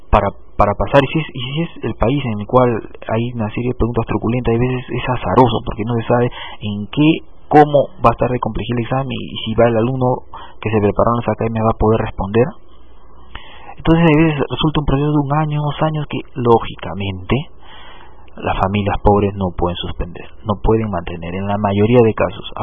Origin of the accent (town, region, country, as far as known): Peru